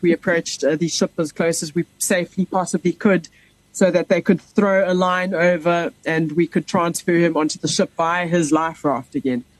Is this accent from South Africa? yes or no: yes; Pretoria, Gauteng, South Africa; moved away as an adult; I grew up in Pretoria